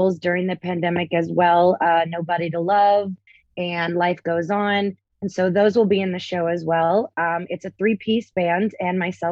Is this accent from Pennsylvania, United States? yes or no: no; Tampa, Florida, United States; moved away as an adult; also born or lived in Orlando, Florida; now in Las Vegas, United States; I'm originally from Florida. I was born and raised in Tampa.